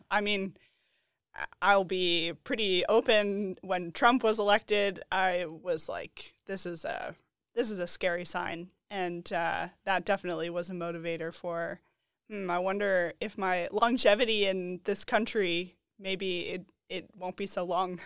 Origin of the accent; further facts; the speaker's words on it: Boulder, Colorado, United States; I'm from Colorado. I'm from Boulder, Colorado